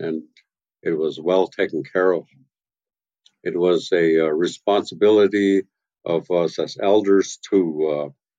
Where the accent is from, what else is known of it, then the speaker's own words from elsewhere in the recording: Tla-o-qui-aht, west coast of Vancouver Island, British Columbia, Canada; I'm from Tlaquat, from the house of Iwas.